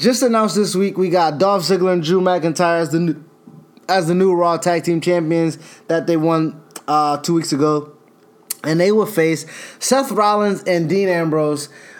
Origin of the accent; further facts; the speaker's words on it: Australia; Shit, I'm Australian, just... nigga.